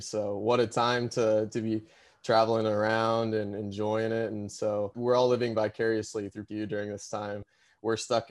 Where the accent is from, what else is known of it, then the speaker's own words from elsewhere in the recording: Ozarks region, Missouri, United States; I'm actually a native from the Ozarks region. From Missouri.